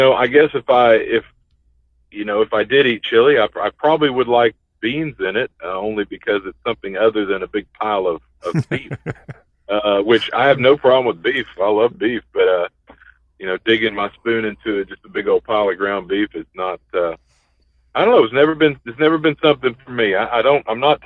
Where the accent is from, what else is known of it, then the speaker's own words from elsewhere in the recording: Argyle, Texas, United States; I was born and raised in Texas. I live in Texas now